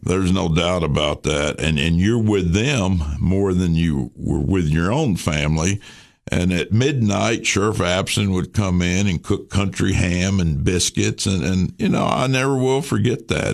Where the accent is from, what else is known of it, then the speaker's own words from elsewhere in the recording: Baxter, Tennessee, United States; This is my hometown